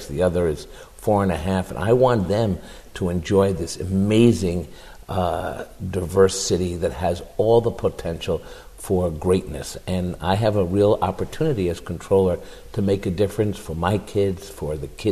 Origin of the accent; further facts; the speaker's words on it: New York City, New York, United States; our neighborhoods growing up in Washington Heights, uptown